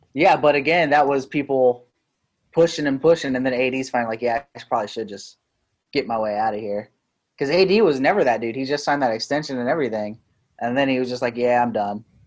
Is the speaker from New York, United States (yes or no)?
no; Southwest Ohio, United States; we are two guys from Southwest Ohio